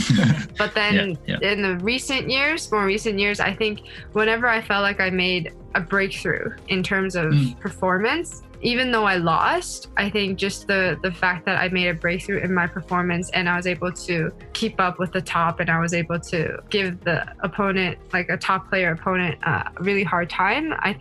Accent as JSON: {"language": "English", "country": "Canada", "said": "I was from Canada"}